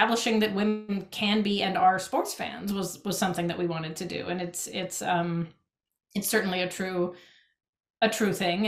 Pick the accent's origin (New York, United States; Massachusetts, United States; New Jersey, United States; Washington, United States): Massachusetts, United States; Boston; moved away; I'm from Boston originally, or outside Boston